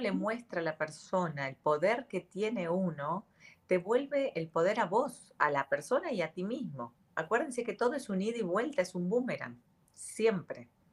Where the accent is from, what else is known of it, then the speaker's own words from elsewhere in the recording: Argentina; yo soy Argentina.